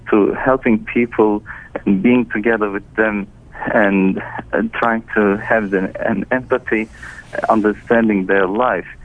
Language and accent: English; Turkey; I grew up in Turkey, and I had all my education in Turkey.